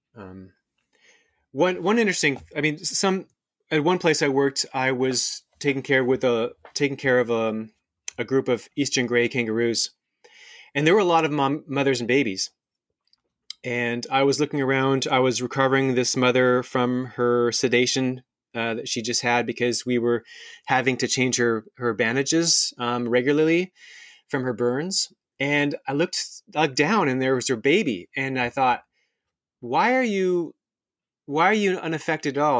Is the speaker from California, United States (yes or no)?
no; Seattle, Washington, United States; moved away as an adult; also born or lived in Australia; I'm actually half Australian. I'm half American. Um, I grew up around Seattle